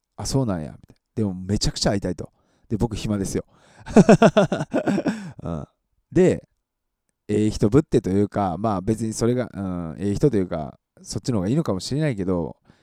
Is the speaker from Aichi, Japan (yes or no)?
no; Matsusaka, Mie, Japan; moved away; 僕、あの、松坂市出身なんでね